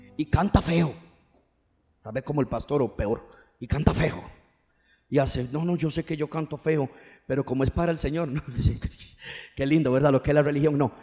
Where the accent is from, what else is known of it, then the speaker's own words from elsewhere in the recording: Aguantafilo, San José, Costa Rica; yo vengo de los barrios del sur, cerca de un lugar que se llama Pueblo Triste? Los nietos de Carazo. Y más abajo hay un lugar que se llama El Dedo. Y cruzando la pista, Aguantafilo